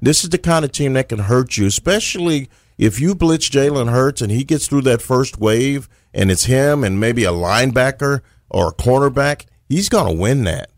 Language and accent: English; Texas, United States; I'm from the Lone Star State